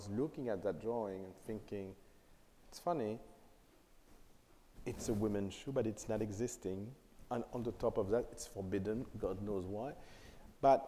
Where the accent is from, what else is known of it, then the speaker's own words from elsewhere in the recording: Paris, Île-de-France, France; I was born and raised in Paris